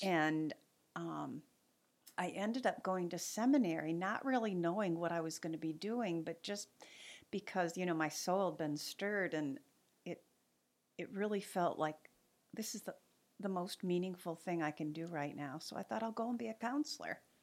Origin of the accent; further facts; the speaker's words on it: Manistee, Michigan, United States; I grew up in Manistee